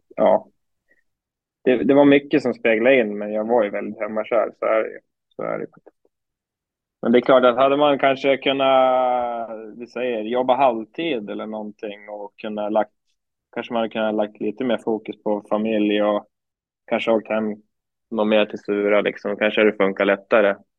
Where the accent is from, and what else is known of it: Surahammar, Västmanland, Sweden; also born or lived in Falun